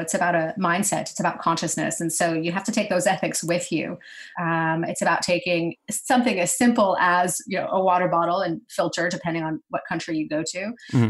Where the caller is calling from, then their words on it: New York, United States; I'm in New York, upstate.